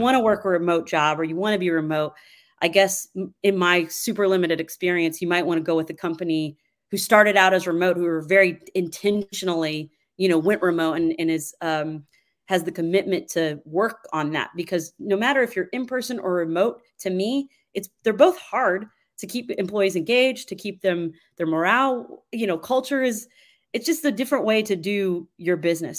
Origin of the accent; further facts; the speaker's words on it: Georgetown, Kentucky, United States; moved away as an adult; also born or lived in Nashville, Tennessee; now in Franklin, United States; I'm originally from Georgetown, Kentucky.